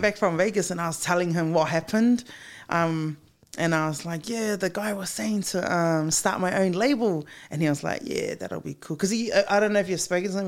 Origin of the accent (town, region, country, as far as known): Auckland, New Zealand; born or raised there